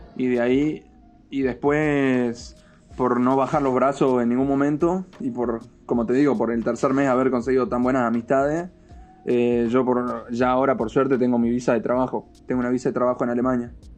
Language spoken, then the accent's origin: Spanish; Argentina; moved away as an adult; yo me fui de Argentina el 18 de febrero de este año